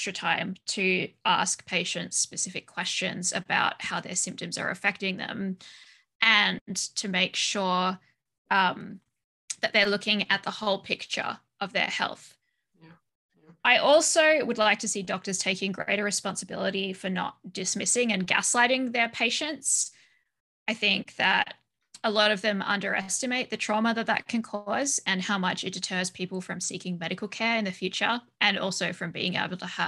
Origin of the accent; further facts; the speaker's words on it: Australia; now in Belgium; I was born and raised in Australia, but I live in Belgium.